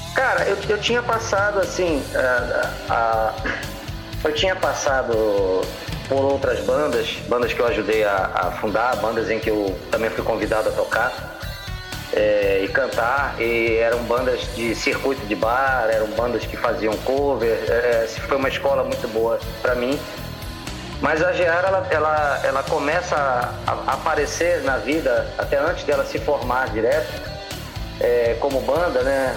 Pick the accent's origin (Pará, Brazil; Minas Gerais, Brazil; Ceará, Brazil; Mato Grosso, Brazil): Pará, Brazil; Santarém; also born or lived in Rio Grande do Sul / Belém; eu me considero um, um paraense que nasceu no Rio Grande do Sul, porque eu, eu vim para o Pará com sete anos, Luiz. E assim, a, a minha infância toda foi aqui